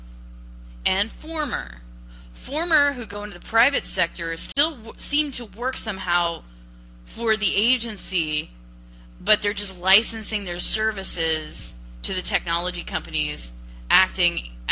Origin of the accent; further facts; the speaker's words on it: United States; as an American